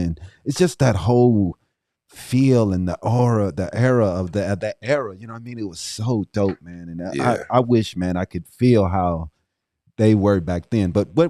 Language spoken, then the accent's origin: English; East St. Louis, Illinois, United States; because I'm from East St. Louis, so I had to check him out.